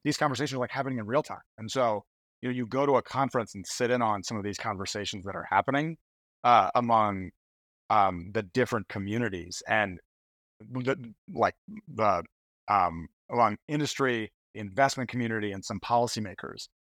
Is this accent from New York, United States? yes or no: yes; Schenectady, New York, United States; I grew up in Schenectady